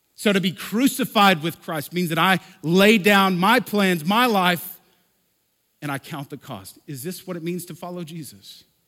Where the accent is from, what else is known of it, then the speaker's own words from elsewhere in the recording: Lubbock, Texas, United States; also born or lived in Oklahoma; now in Denver, United States; I was born in Lubbock, okay? I'm from here